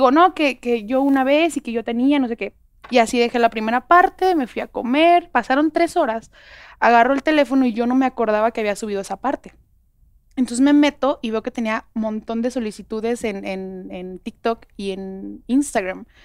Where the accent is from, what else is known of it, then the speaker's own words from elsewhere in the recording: Guadalajara, Jalisco, Mexico; Yo soy de Guadalajara.